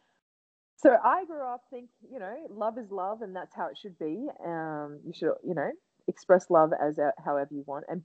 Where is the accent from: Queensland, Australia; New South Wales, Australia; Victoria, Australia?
Queensland, Australia; Gladstone; my hometown, Gladstone, Central Queensland, in Australia